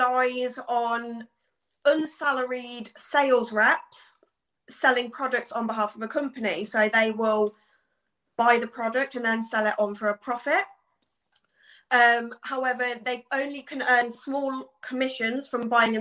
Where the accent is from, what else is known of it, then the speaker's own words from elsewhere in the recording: Leamington Spa, West Midlands, United Kingdom; I'm from Leamington Spa in Warwickshire